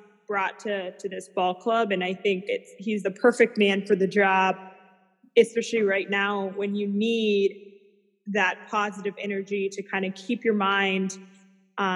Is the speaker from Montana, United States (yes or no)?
no; Colorado, United States; moved away as an adult; now in Chicago, United States; be in my hometown and cover a team that I grew up around